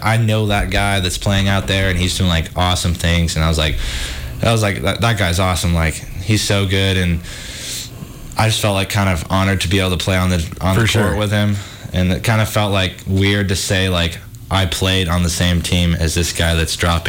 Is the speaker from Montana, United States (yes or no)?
yes; Missoula, Montana, United States; I'm a little nervous. I mean, it's going to be weird not being in my hometown, but at the same time, I'm really excited to like experience something new.